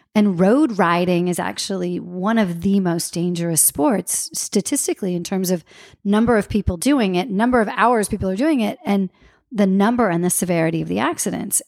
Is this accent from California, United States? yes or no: yes; Santa Maria, California, United States; I grew up in Santa Maria where it was the dry rub